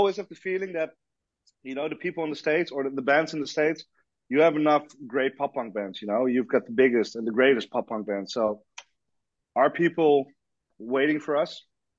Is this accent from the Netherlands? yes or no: yes; Amsterdam, North Holland, Netherlands; I think I live in Amsterdam. I'm born and raised in Amsterdam.